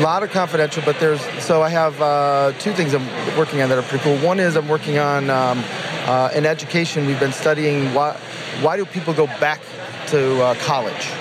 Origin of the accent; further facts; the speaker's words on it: Detroit, Michigan, United States; I'm from Detroit